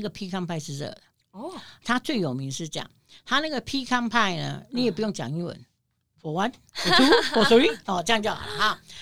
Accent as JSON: {"language": "Chinese", "region": "New York", "country": "United States", "said": "我们纽约人"}